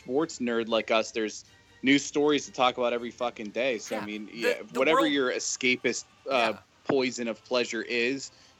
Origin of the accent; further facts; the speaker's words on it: Pittsburgh, Pennsylvania, United States; we went out to Eaton Park because we're from Pittsburgh